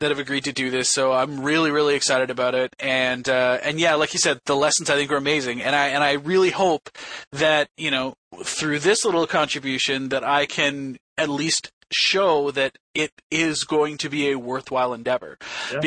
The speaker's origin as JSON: {"language": "English", "town": "Toronto", "region": "Ontario", "country": "Canada", "tie": "born or raised there", "said": "it's going to be in my hometown"}